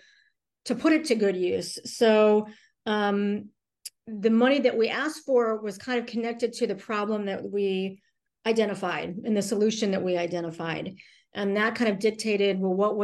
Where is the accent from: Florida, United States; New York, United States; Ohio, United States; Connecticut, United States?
Ohio, United States; Cleveland; moved away as an adult; also born or lived in Davis, California / Los Angeles, California / Dallas, Texas / Austin, Texas; I'm from Cleveland, Ohio, originally